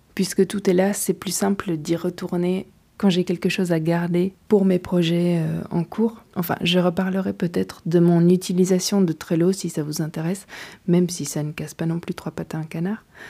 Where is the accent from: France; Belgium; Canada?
Belgium; Je suis belge et jusqu'ici je poursuis mon chemin d'apprenti écrivain en Belgique.